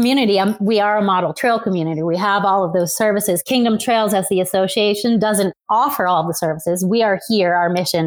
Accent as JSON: {"language": "English", "town": "Brownington", "region": "Vermont", "country": "United States", "tie": "born or raised there", "lives_now": "East Burke, United States", "said": "I grew up in Brownington, Vermont, further north of here, very rural"}